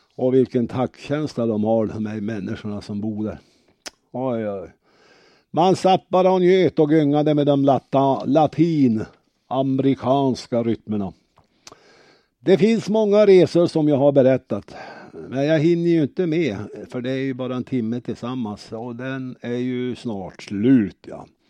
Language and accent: Swedish; Örnsköldsvik, Västernorrland County, Sweden; Vi är från Örnsköldsvik.